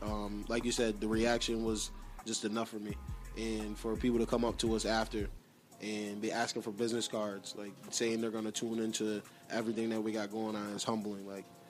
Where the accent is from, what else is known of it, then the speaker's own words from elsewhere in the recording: Utica, New York, United States; my hometown, Utica, New York.